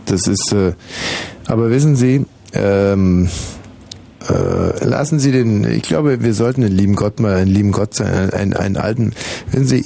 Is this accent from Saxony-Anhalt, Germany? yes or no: no; Fürstenfeldbruck, Bavaria, Germany; Naja, Fürstenfeldbruck.